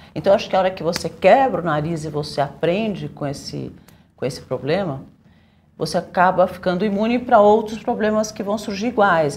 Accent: Brazil; eu sou brasileira

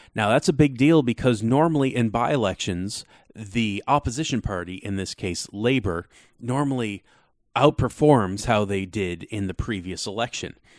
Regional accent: United States; As an American

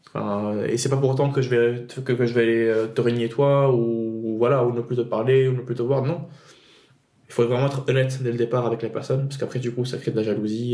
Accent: Tunisia; moi, je viens de Tunisie. Euh, du coup, j'ai grandi en Tunisie

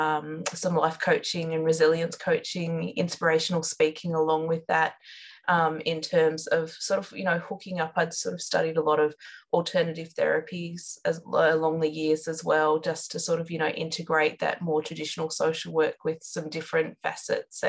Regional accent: Outback New South Wales, Australia; I grew up in Outback, New South Wales, so very remote location

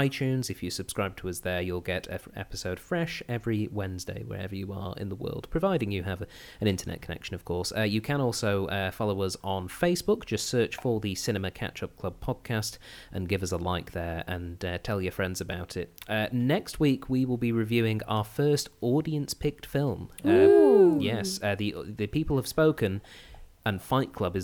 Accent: England, United Kingdom; I'm also English

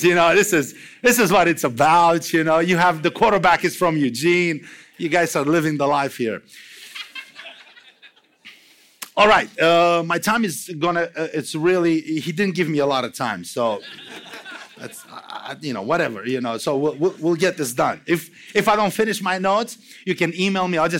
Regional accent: Romania; English is a second language; moved away; I'm from Romania

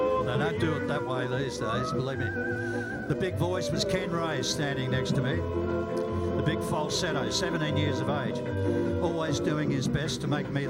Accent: Victoria, Australia; I was born in Victoria.

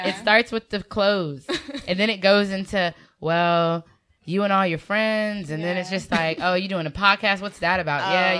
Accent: North Carolina, United States; African-American. From North Carolina.

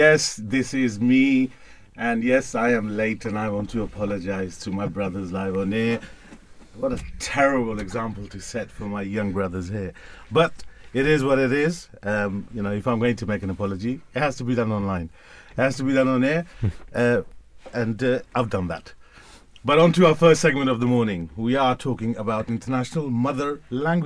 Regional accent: London, United Kingdom; also born or lived in Pakistan; I'm born and bred Londoner

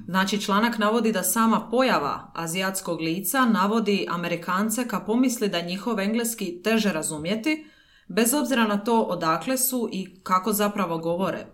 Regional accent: Dalmatia, Croatia; ja sam iz Dalmacije

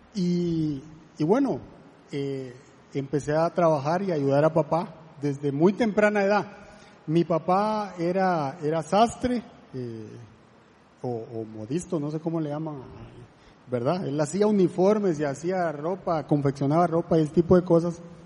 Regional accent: La Gomera, Escuintla, Guatemala; now in Costa Rica; yo soy de Guatemala, eh, de un lugar que se llama La Gomera

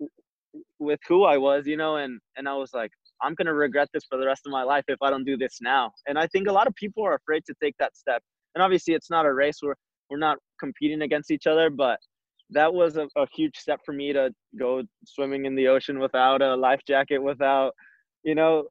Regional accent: Arizona, United States; moved away as an adult; now in San Diego, United States; I grew up in Arizona

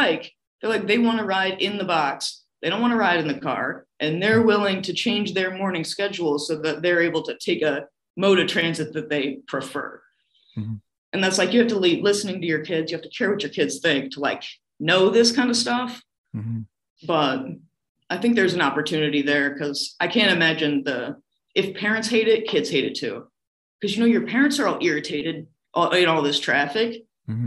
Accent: Iowa, United States; moved away as an adult; also born or lived in Manhattan; I'm from Iowa. I grew up in a car culture.

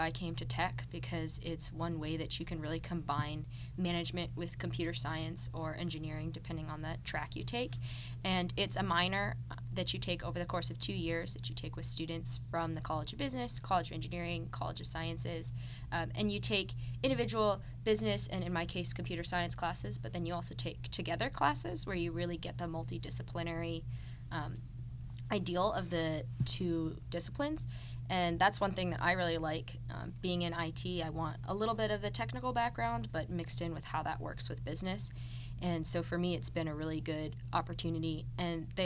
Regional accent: Northborough, Massachusetts, United States; moved away as an adult; now in Atlanta, United States; I'm from Northborough, Massachusetts

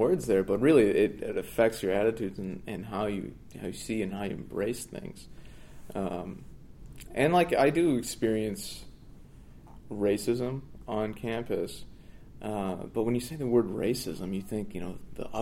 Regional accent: United States; Indian, American, ex-Muslim, second generation American

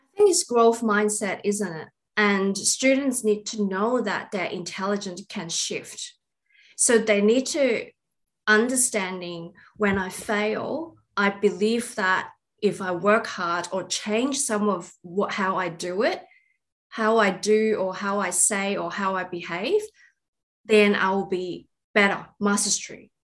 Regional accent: Australia; we are all Australian

